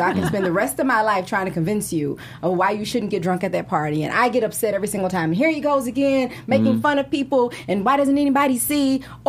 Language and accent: English; Louisiana, United States; I'm from Louisiana in the South.